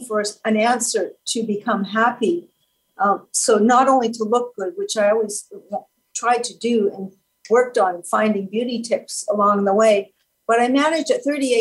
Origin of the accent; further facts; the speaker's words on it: Canada; So I was born in Canada. I'm a French Canadian girl